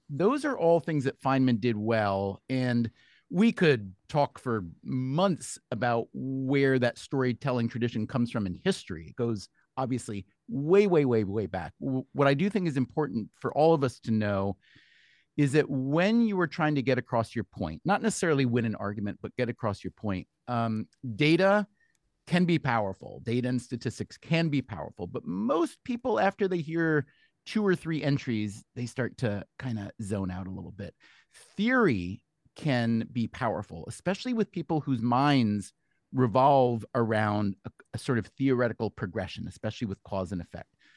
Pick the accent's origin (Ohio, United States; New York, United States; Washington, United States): New York, United States; as a New Yorker myself